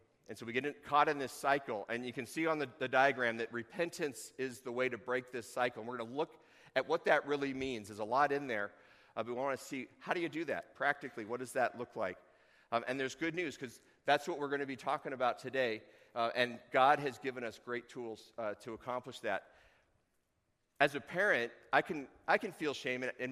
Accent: Tucson, Arizona, United States; now in Chugiak, United States; growing up in Tucson, I would speak Spanish, but I didn't

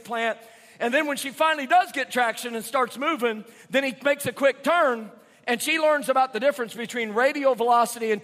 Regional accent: Indiana, United States; moved away as an adult; now in South Carolina, United States; I was raised in Indiana, but I moved to South Carolina in 1998. So I guess I've been there about half my life.

